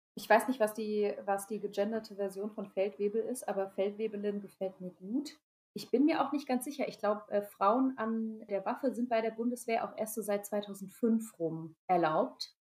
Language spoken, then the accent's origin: German; Rhineland-Palatinate, Germany; Also ich bin in Rheinland-Pfalz zur Schule gegangen